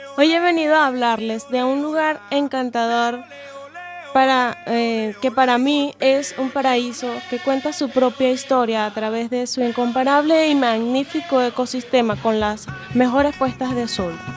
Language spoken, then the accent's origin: Spanish; Venezuela; now in Spain; soy venezolana.